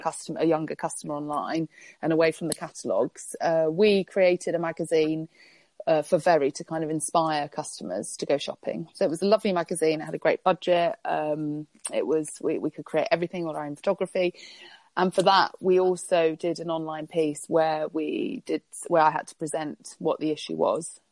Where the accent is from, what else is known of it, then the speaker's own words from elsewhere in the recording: Spain; moved away; growing up in Spain